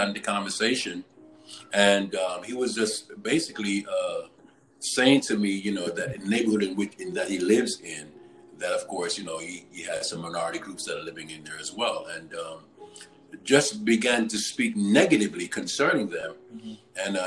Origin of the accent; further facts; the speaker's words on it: New York, United States; I grew up in New York most of my life